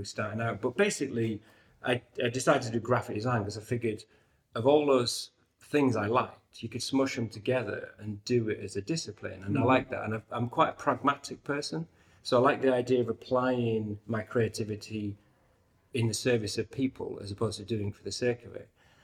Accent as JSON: {"language": "English", "town": "York", "region": "Yorkshire and the Humber", "country": "United Kingdom", "tie": "born or raised there", "said": "York, right. As you can tell from my accent."}